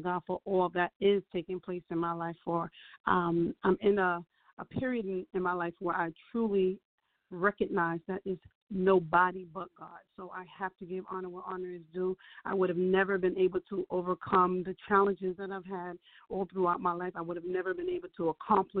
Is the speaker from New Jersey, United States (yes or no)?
yes; Jersey City, New Jersey, United States; I'm a woman born and raised in Jersey City